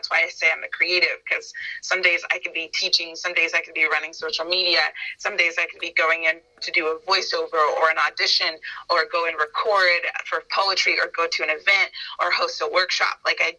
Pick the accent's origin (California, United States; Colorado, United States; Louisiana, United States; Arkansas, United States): California, United States; Northern; moved away as an adult; now in Los Angeles, United States; I didn't want to move home. I'm from Northern California.